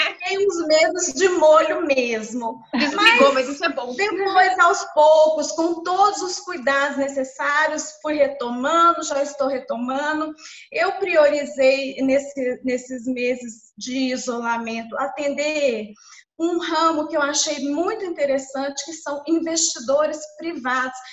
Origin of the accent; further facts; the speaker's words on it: Belo Horizonte, Minas Gerais, Brazil; eu sou de Belo Horizonte